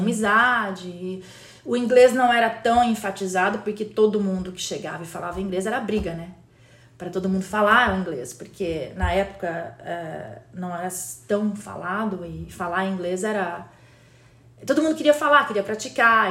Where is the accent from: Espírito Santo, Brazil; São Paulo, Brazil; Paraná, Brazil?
São Paulo, Brazil; Campinas; also born or lived in Recife / Jaboatão dos Guararapes / Fortaleza / Westchester, New York; now in United States; Nascida e criada em Campinas, uh, interior de São Paulo